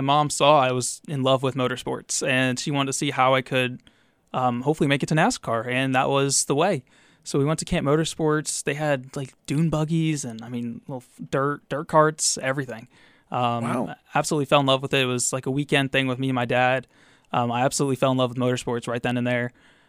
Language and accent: English; Wellesley, Massachusetts, United States; Wellesley, Massachusetts.